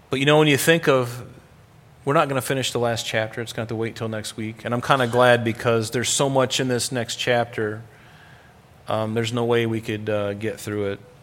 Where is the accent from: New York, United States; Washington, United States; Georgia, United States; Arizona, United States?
New York, United States; Rochester; I'm an American in, uh, in, in Rochester, New York